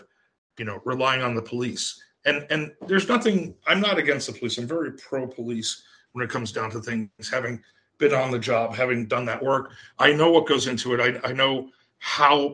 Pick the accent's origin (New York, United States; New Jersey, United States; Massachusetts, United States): New Jersey, United States; my home state, the People's Republic of New Jersey